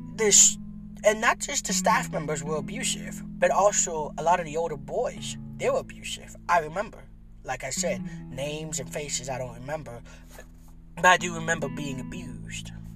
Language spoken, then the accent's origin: English; San Pedro Sula, Cortés, Honduras; moved away; also born or lived in Tegucigalpa; San Pedro Sula. That's my hometown, my birthplace